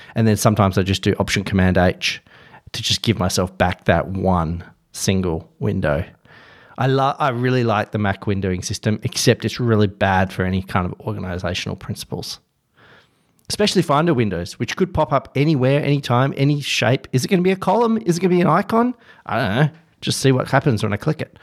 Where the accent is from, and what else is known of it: Perth, Western Australia, Australia